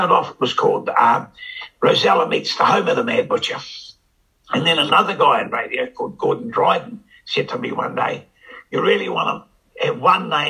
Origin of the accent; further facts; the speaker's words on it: Wellington, New Zealand; moved away; also born or lived in Mangere East, Auckland; I'm from Newtown, and my grandma used to live by Government House